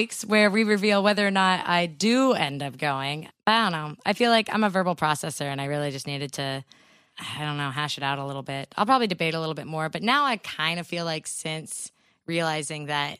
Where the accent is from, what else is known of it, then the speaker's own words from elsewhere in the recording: California, United States; we're Californian.